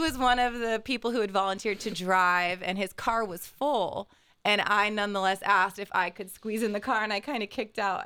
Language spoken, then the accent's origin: English; Bexley, Ohio, United States; I grew up in Bexley